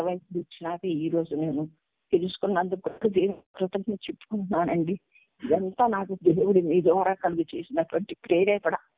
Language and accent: Telugu; Vijayawada, Andhra Pradesh, India; moved away as an adult; also born or lived in Tenali; నా ఊరు విజయవాడ నేను పుట్టి పెరిగిందంతా విజయవాడ